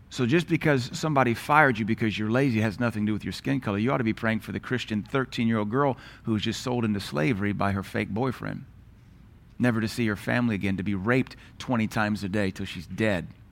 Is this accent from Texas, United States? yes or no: no; Knoxville, Tennessee, United States; moved away; also born or lived in Louisiana / Seattle; growing up in Knoxville